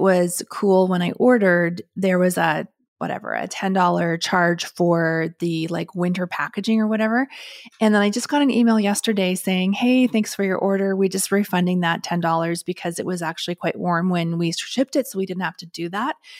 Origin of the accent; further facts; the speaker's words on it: Canada; being Canadian